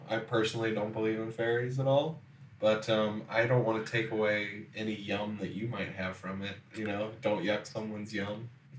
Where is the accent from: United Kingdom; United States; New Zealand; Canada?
United States; Kentucky; I grew up in Kentucky where everything is just wet all the time.